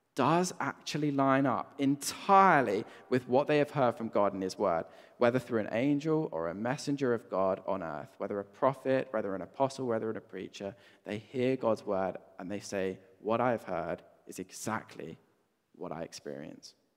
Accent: Brighton, South East England, United Kingdom; moved away; I grew up in Brighton

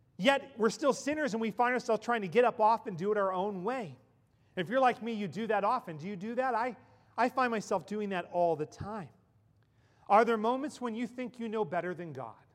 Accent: Ellwood City, Pennsylvania, United States; moved away; In my hometown in Elwood City, Pennsylvania

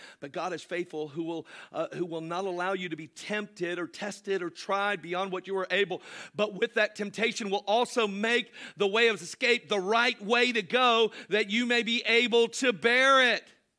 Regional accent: Ireland; No, I'm Irish. We're all drunks.

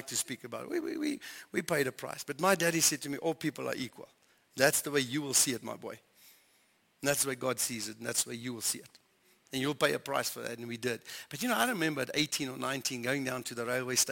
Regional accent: South Africa; we're South African

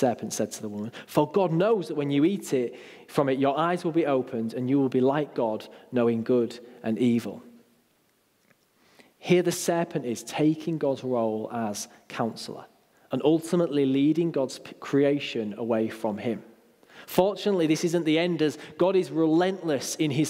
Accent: United Kingdom; We're quite British and reserved

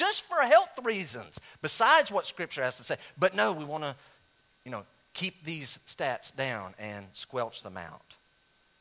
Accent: Western North Carolina, United States; I was raised in Western North Carolina in the 1970s and 80s, all right, in the country

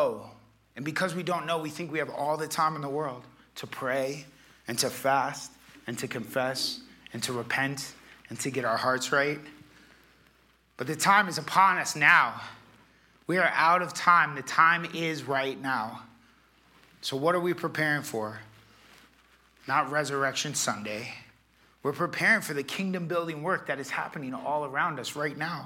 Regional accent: Florida, United States; I'm from Florida

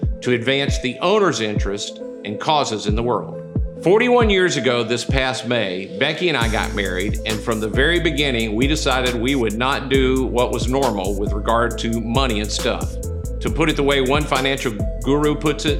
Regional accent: Mississippi, United States; I'm from Mississippi

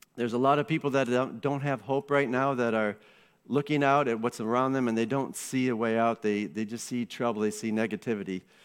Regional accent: Iowa, United States; moved away; I grew up in Iowa, and when you're a teenager in Iowa

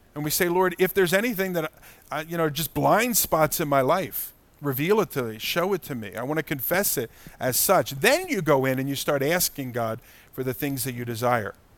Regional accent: United States; as American Christians

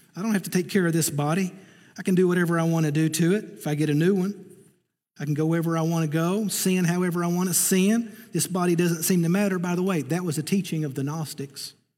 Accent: Eastern Kentucky, United States; I'm from Eastern Kentucky

